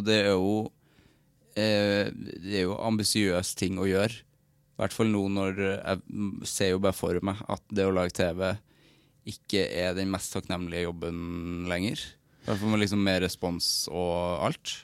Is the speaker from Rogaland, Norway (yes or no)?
no; Trøndelag, Norway; accent: Trøndersk; jeg er trønder